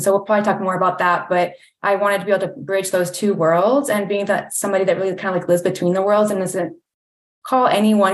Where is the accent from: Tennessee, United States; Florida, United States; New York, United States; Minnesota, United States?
Tennessee, United States; Chattanooga; moved away as an adult; also born or lived in California; I grew up in Chattanooga, but I came to Atlanta to my first internship in like 2007.